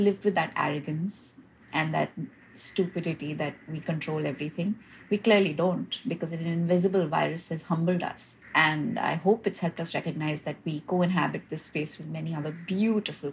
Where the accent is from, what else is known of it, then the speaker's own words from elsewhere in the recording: Hyderabad, Telangana, India; now in Mumbai, India; I actually grew up, I was born and brought up in Hyderabad